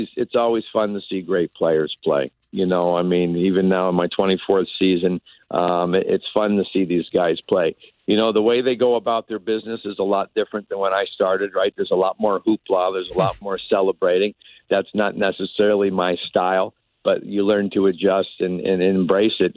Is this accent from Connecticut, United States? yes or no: yes; Connecticut, United States; now in San Francisco, United States; I grew up in Connecticut